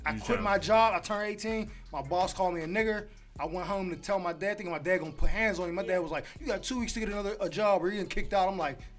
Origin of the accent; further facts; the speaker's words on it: Pittsburgh, Pennsylvania, United States; now in Los Angeles, United States; Pittsburgh, Pennsylvania.